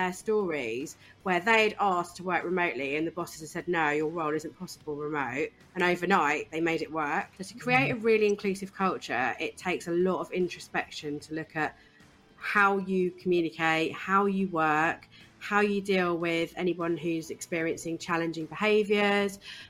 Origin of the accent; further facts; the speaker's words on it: East Anglia, East of England, United Kingdom; I grew up in East Anglia, in a really small town on the coast in East Anglia.